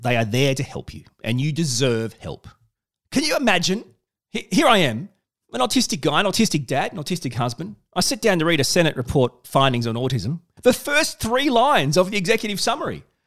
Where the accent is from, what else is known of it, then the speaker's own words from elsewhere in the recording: Australia; I'm Australian.